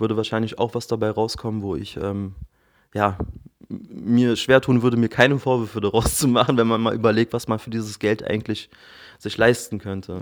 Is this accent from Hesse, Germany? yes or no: no; Berlin, Germany; 34, geboren und aufgewachsen in Berlin.